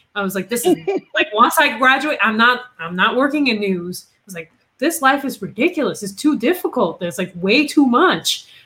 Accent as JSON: {"language": "English", "country": "Puerto Rico", "tie": "born or raised there", "also_born_or_lived": "Massachusetts", "second_language": "English", "moved": "yes", "said": "I am originally from Puerto Rico, right? I was born and raised down there."}